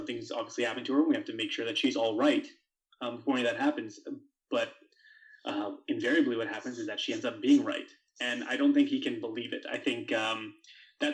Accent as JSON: {"language": "English", "region": "Alberta", "country": "Canada", "tie": "born or raised there", "said": "I'm from Alberta"}